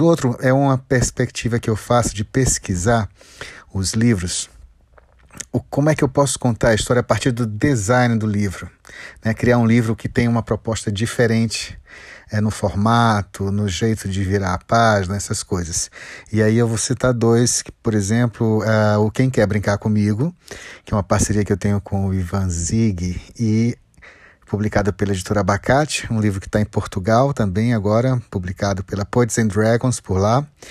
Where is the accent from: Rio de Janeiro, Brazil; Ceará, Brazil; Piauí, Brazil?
Ceará, Brazil; now in Brasília, Brazil; eu venho do Ceará, mas moro em Brasília